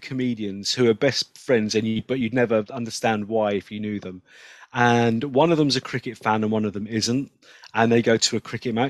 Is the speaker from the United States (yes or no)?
no; England, United Kingdom; I'm English and I don't understand it.